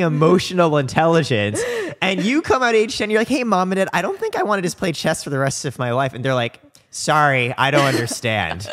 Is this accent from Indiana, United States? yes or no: yes; Indiana, United States; I grew up in Indiana